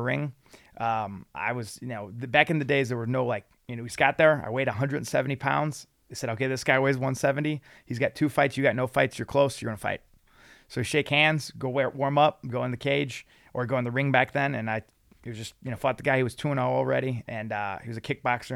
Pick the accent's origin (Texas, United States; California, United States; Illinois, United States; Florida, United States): Illinois, United States; Lansing; I grew up in Lansing, Illinois, right on the Indiana border